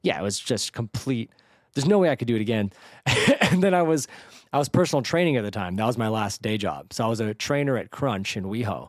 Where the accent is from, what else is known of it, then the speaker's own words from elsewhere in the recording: the Bay Area, California, United States; moved away as an adult; also born or lived in San Diego; now in Los Angeles, United States; I grew up in the Bay